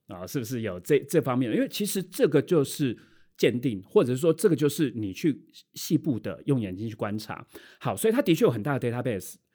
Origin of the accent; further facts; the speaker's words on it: Taiwan; 我们台湾人